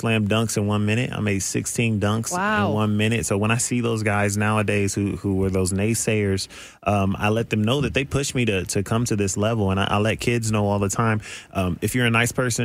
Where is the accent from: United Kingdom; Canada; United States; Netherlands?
United States; Columbus, Ohio; Ohio, Columbus, Ohio